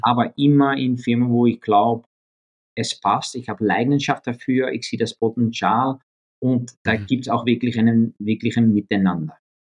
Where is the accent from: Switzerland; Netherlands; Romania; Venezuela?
Netherlands; The Hague, South Holland; German is a second language; moved away; ich bin aufgewachsen in Den Haag, äh, in, in, mhm. Holland